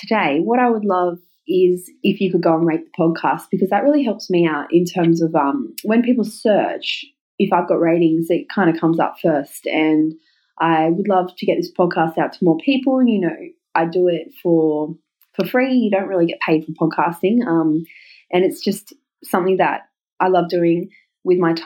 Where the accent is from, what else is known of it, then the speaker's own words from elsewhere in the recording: Newcastle upon Tyne, North East England, United Kingdom; Newcastle here in my hometown